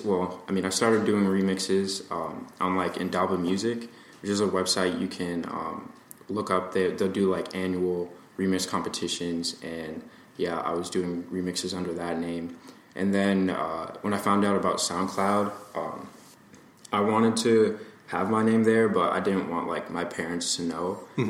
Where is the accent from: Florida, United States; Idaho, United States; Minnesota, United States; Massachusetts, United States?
Massachusetts, United States; No. I've always been in Massachusetts. I was born on the Cape, and then I moved closer to, like, Fall River and more urban areas. And that's how I ended up in Somerset.